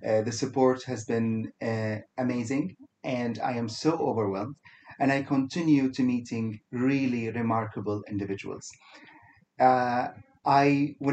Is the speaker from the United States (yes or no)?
no; Kuwait; now in Dubai, United Arab Emirates; I am from originally from Kuwait